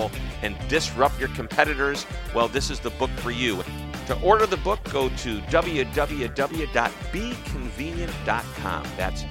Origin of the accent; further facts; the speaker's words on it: Missouri, United States; I'm from Missouri, which is the show me state